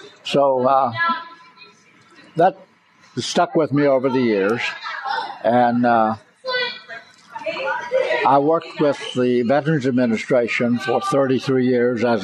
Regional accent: United States; our responsibility as Americans, just having been born here

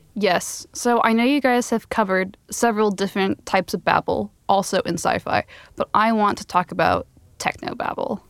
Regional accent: Phoenix, Arizona, United States; Phoenix, my hometown in Arizona

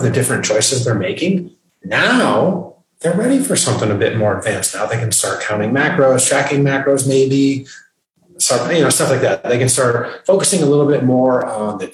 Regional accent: Michigan, United States; moved away as an adult; also born or lived in New York City; now in North Carolina, United States; Born and raised in the state of Michigan

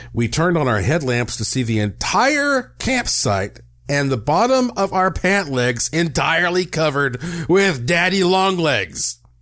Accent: Western North Carolina, United States; Growing up in Western North Carolina

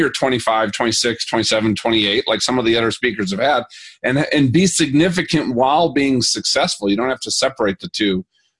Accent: Minnesota, United States; now in Colorado, United States; I'm from Minnesota and I live in Colorado.

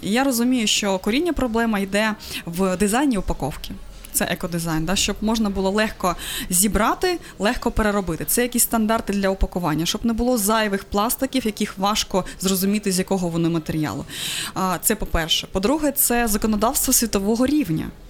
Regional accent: Crimea, Ukraine; moved away; я взагалі з Криму

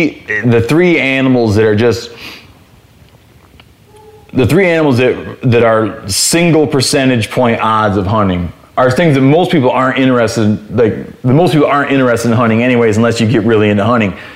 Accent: Michigan, United States; And it wound up being like where I grew up in Michigan, if you killed a 2.5-year-old deer

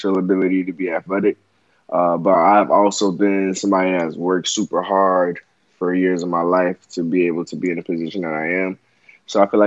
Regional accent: Broward County, Florida, United States; moved away; my hometown

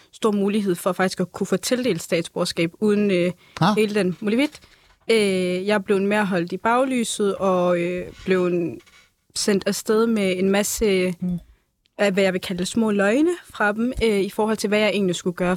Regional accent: Middelfart, Southern Denmark, Denmark; born or raised there; also born or lived in Fredericia

